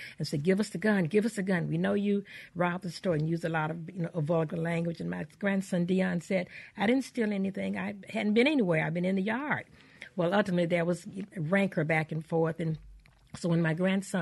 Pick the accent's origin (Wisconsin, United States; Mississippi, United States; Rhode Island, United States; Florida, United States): Mississippi, United States; Canton; also born or lived in Farmhaven, Mississippi; I was born in Farm Haven, however, which is about 16 miles east of Canton, but we moved to Canton when I was five or six.